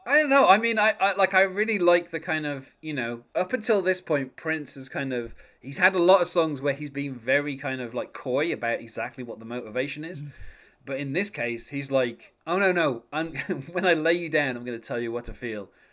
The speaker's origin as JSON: {"language": "English", "region": "England", "country": "United Kingdom", "said": "I'm English"}